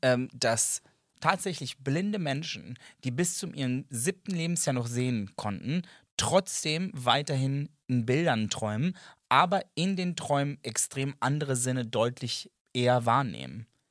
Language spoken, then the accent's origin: German; Serbia; German is a second language; ich bin Serbe. Ähm, das ist nicht meine erste Sprache